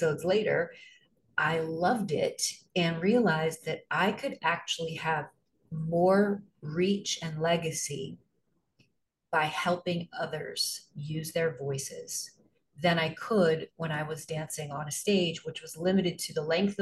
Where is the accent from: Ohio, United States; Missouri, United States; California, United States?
Missouri, United States; Arnold; moved away as an adult; also born or lived in New York City; I am from Missouri. I grew up on a farm in a small town 20 miles south of St. Louis called Arnold, Missouri.